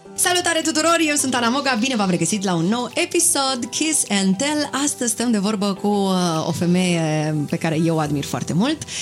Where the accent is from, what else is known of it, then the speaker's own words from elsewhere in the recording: Brașov, Brașov County, Romania; moved away as an adult; now in Bucharest, Romania; La 18 ani eu am plecat din Brașov, m-am mutat singură în București